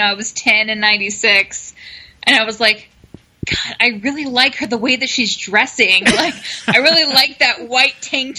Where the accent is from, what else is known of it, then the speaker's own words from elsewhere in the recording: Oklahoma, United States; we're all from Oklahoma.